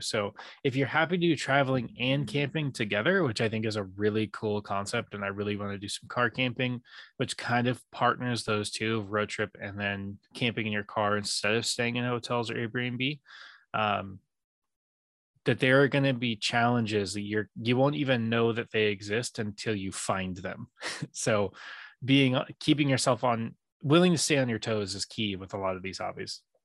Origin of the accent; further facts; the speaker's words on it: San Diego, California, United States; also born or lived in Japan; growing up in San Diego